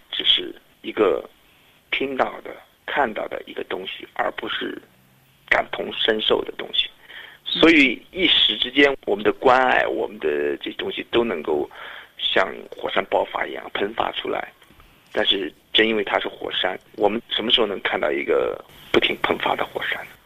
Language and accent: Chinese; Sichuan, China; 这就是我的， 家乡